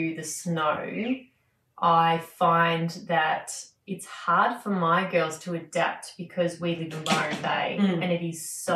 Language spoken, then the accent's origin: English; Melbourne, Victoria, Australia; moved away; I'm from Melbourne originally.